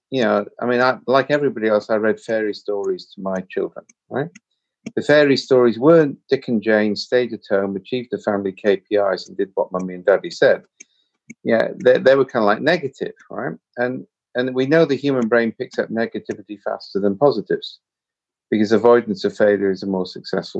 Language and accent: English; Wales, United Kingdom; I'm Welsh.